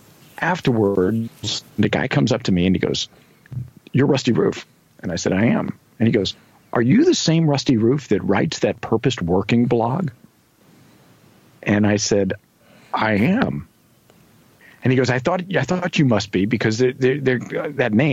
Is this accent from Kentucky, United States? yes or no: yes; Kentucky, United States; I was born in Kentucky.